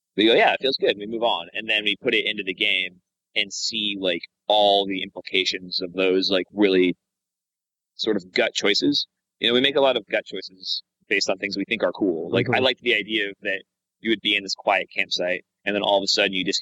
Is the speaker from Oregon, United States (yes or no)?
no; Wyoming, United States; moved away as an adult; growing up in Wyoming and like going out into the wilderness